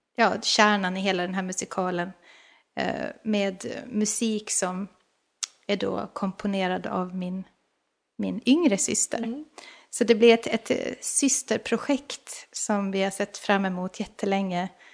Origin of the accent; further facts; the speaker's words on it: Åland Islands; jag är ju själv från Åland